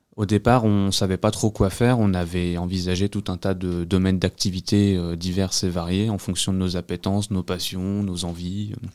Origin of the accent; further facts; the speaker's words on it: Vosges, Grand Est, France; also born or lived in Normandy; now in Agen, France; je suis pas originaire de la région, je suis des Vosges